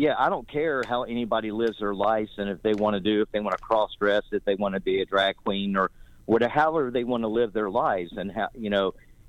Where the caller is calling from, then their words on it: North Carolina, United States; I'm calling you from North Carolina